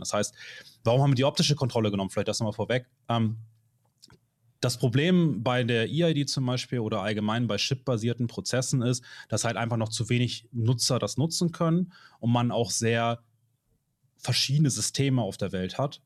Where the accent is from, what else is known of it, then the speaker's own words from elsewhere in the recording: Hamburg, Germany; ich komme aus Hamburg